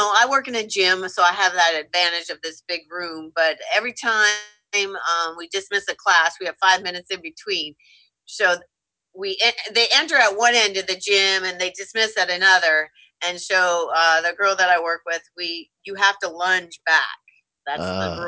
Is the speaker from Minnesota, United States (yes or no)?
yes; Minnesota, United States; I grew up in Minnesota